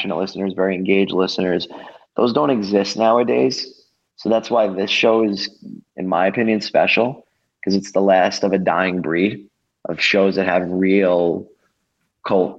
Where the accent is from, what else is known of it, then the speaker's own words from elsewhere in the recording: New York, United States; moved away; also born or lived in Pensacola, Florida / Providence; I'm a New Yorker.